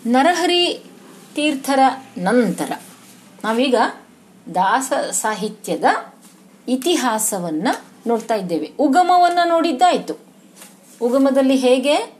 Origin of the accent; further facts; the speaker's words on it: Koppar, Karnataka, India; moved away; ನಮ್ಮ ಊರು ಕೊಪ್ಪರ ನನ್ನ ತವರು ಮನೆ